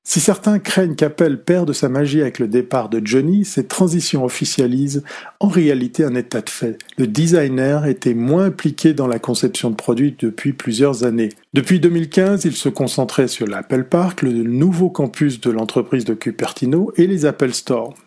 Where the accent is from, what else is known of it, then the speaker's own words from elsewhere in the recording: Switzerland; quand on est suisse et fils d'horloger